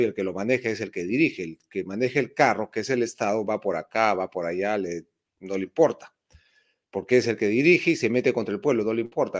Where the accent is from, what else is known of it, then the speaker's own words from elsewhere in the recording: Peru; Soy del Perú profundo y no lo niego, más bien estoy orgulloso, un hispano del Perú profundo